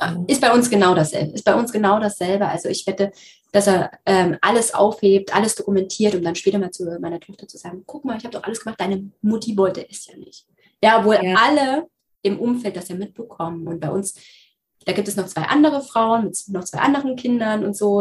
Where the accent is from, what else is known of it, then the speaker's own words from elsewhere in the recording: Thuringia, Germany; bei uns in Thüringen